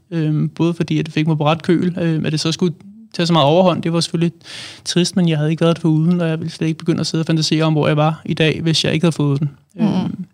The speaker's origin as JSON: {"language": "Danish", "town": "Allerød", "region": "Capital Region of Denmark", "country": "Denmark", "moved": "yes", "lives_now": "Hvidovre, Denmark", "said": "jeg er oprindelig fra Allerød. Bor nu i Hvidovre"}